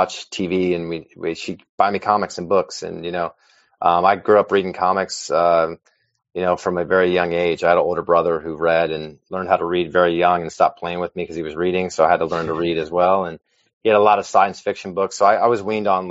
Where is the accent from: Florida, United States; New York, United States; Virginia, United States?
Virginia, United States; moved away as an adult; now in Los Angeles, United States; I'm in Los Angeles, California. I'm originally from Virginia, but I've been out here for about 25 years